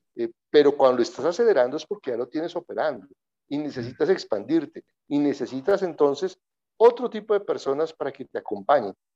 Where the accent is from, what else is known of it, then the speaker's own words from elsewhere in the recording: Colombia; Yo nací en Colombia, soy colombiano, mi familia es mexicana